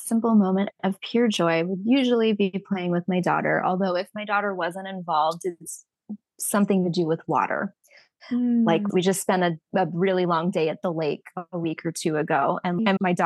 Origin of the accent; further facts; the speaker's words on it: Southern California, United States; now in Arizona, United States; I'm from Southern California